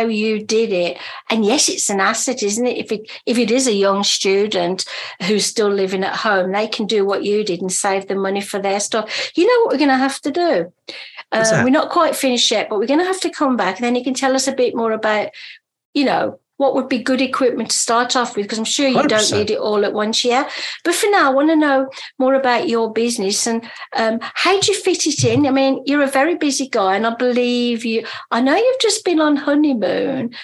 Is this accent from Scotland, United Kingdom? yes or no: no; Birmingham, West Midlands, United Kingdom; I come from Birmingham in England.